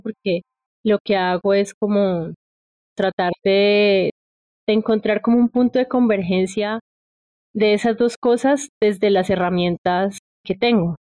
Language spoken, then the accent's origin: Spanish; Popayán, Cauca, Colombia; soy de Popayán